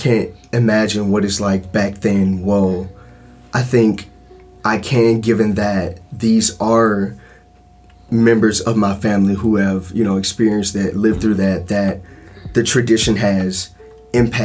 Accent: central Mississippi, United States; I grew up in central Mississippi

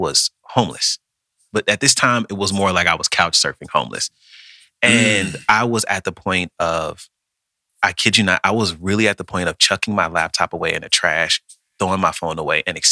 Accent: Kansas City, Missouri, United States; moved away as an adult; now in Los Angeles, United States; I'm from Kansas City, Missouri

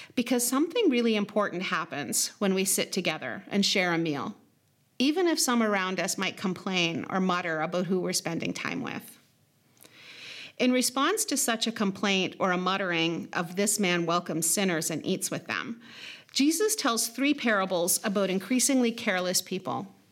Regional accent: Lac Seul First Nation, Niagara, Ontario, Canada; the places where I'm from, which would be Obishk, Okeng, the place of the White Pine Narrows, or Lac Seul First Nation, as well as Niagara

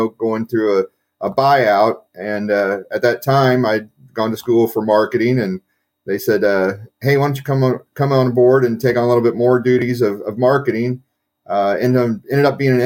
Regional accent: Kansas City, United States; born and raised in Kansas City

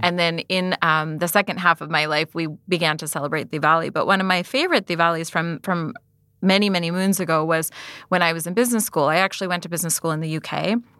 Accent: United States; I was born and raised in America

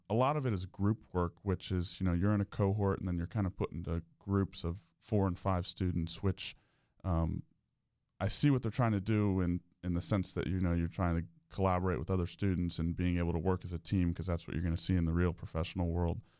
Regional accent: Winter Park, Florida, United States; I'm from Winter Park. I actually grew up, uh, just off of Park Avenue

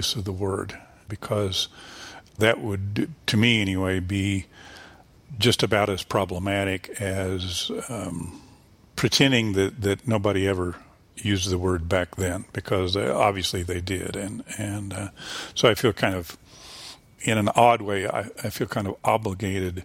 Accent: the Ozarks, Missouri, United States; moved away as an adult; now in Columbia, United States; as an Ozarker, as a native Ozarker

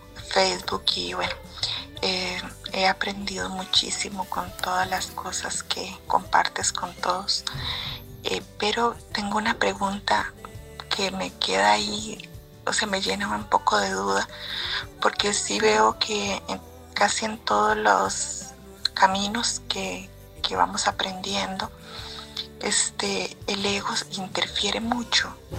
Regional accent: Costa Rica; soy de Costa Rica.

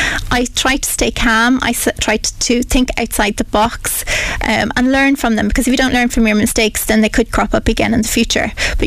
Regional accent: Piltown, Leinster, Ireland; also born or lived in Waterford / United Kingdom; now in Kilkenny, Ireland; we were raised in Piltown, County Kilkenny. I have two older brothers.

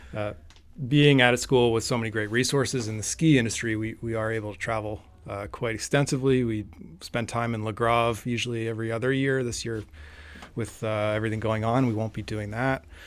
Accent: New Hampshire, United States; I grew up in New Hampshire

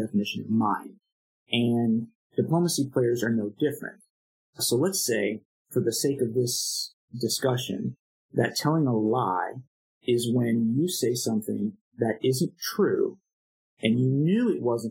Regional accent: United States; as an American

